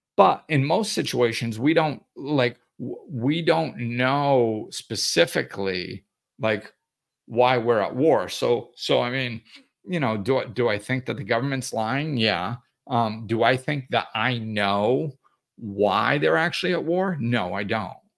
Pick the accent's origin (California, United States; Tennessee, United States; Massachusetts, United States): Massachusetts, United States; moved away; also born or lived in Florida; I grew up in Massachusetts